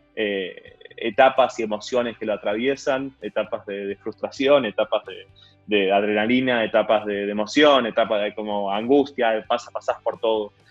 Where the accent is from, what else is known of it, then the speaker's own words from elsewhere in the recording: Argentina; nosotros como argentinos